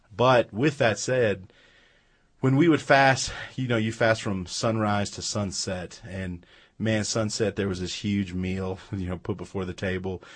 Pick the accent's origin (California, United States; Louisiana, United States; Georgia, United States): California, United States; Los Angeles; We grew up in, uh, Los Angeles, California, so we lived about ten miles from the ocean